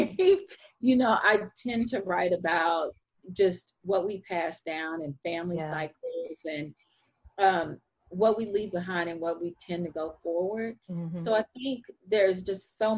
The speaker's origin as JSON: {"language": "English", "town": "Fort Worth", "region": "Texas", "country": "United States", "tie": "born or raised there", "said": "I grew up in Black Texas that defined me in its own way"}